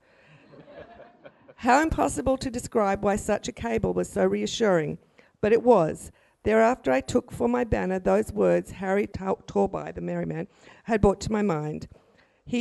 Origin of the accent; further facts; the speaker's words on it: Brisbane, Queensland, Australia; I grew up in Maruka, and I won a scholarship to Girls Grammar just down the road here